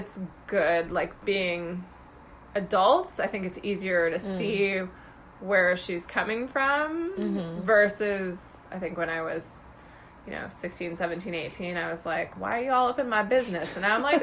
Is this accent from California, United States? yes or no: yes; Newport Beach, California, United States; moved away as an adult; I grew up in Southern California in Orange County, in Newport Beach